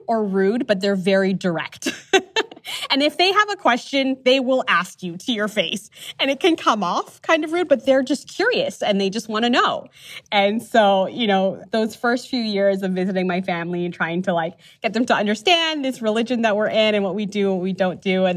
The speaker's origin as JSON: {"language": "English", "town": "Toronto", "region": "Ontario", "country": "Canada", "tie": "born or raised there", "said": "growing up in Toronto"}